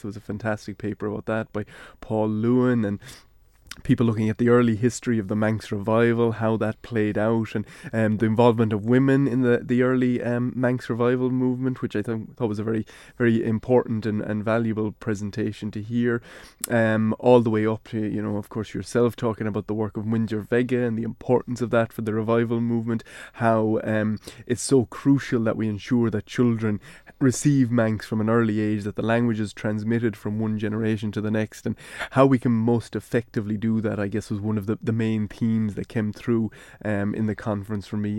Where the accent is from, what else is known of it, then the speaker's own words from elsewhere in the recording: Ireland; speaking English in a way that shows I'm from Ireland, I'm from a certain part of Ireland